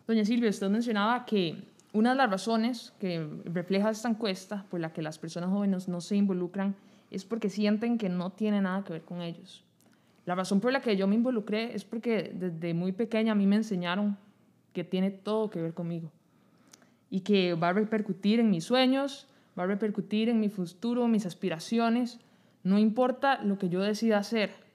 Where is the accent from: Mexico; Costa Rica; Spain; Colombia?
Costa Rica; como costarricenses